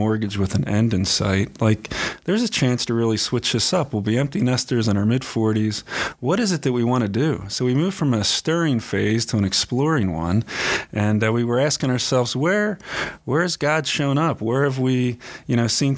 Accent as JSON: {"language": "English", "town": "Philadelphia", "region": "Pennsylvania", "country": "United States", "tie": "born or raised there", "moved": "as an adult", "lives_now": "Tempe, United States", "said": "I grew up in Pennsylvania"}